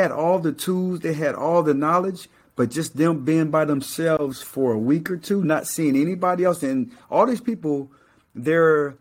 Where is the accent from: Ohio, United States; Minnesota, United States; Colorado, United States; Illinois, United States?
Colorado, United States; Colorado Springs; I'm from Colorado Springs, and, you know, it's not all that tough